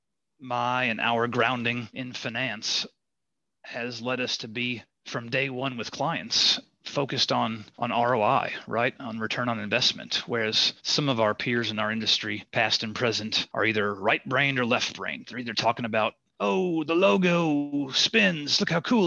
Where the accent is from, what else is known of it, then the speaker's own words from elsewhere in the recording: Midwest, United States; As a Midwesterner